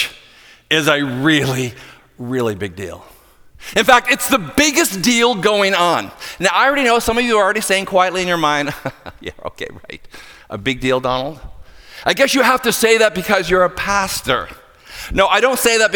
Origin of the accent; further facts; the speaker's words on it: hometown of Sidney Crosby, Nova Scotia, Canada; my hometown boy, Sidney Crosby